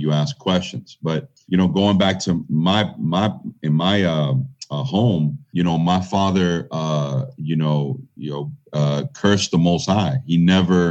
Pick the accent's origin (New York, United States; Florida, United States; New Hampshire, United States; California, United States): Florida, United States; Miami; was born and raised in Miami, Florida.